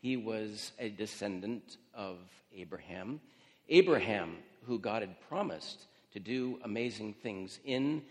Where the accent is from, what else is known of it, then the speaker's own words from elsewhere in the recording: Yakima, Washington, United States; moved away as an adult; now in Cairo, Egypt; I grew up here in Yakima, and I still consider Westside Church my home church